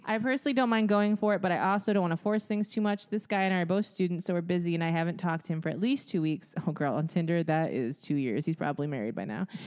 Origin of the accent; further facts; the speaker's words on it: Midwest, United States; growing up in the Midwest